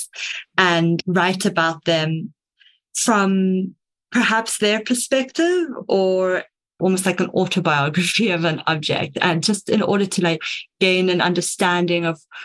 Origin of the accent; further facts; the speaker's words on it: Cape Town, Western Cape, South Africa; I am from Cape Town, South Africa